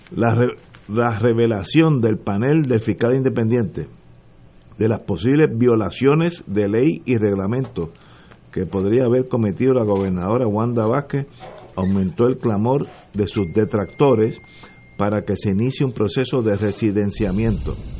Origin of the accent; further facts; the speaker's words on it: Puerto Rico; somos puertorriqueños todos